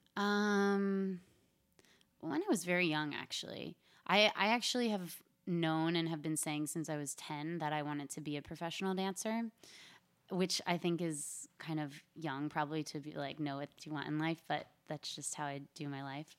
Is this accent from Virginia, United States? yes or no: no; Philadelphia area, New Jersey, United States; moved away as an adult; also born or lived in South Florida / New York; I am from the South Jersey, Philadelphia area. I lived there through high school